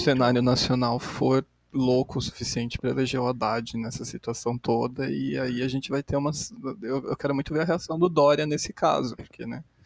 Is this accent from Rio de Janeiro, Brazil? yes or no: no; São Bernardo do Campo, São Paulo, Brazil; eu sou aqui de São Bernardo do Campo, no ABC, paulista